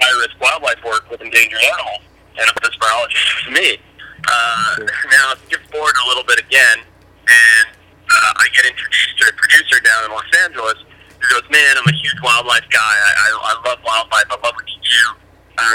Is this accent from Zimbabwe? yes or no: yes; Zimbabwe; now in United States; I grew up in Southern Africa.